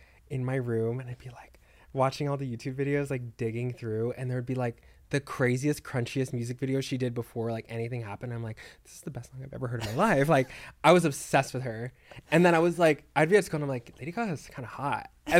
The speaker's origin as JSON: {"language": "English", "region": "Texas", "country": "United States", "said": "I'm from Texas."}